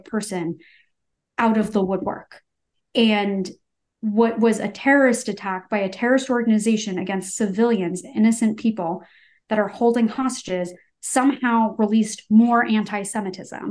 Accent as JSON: {"language": "English", "country": "United States", "said": "as like an American Jew"}